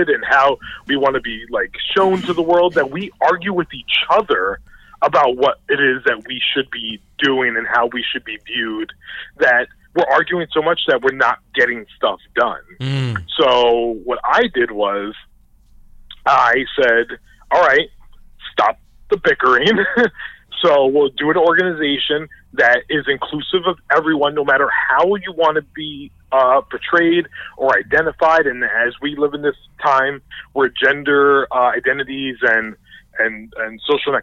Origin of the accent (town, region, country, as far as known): New York City, New York, United States; born or raised there; moved away; also born or lived in New Jersey